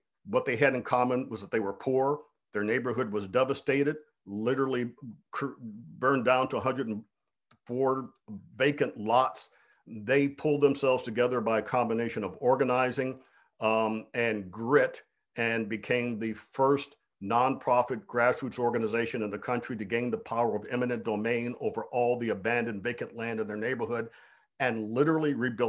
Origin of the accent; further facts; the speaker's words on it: Cleveland, Ohio, United States; I had become an environmentalist primarily as a result of growing up in Cleveland, Ohio, on the banks of Lake Erie and the Cuyahoga River.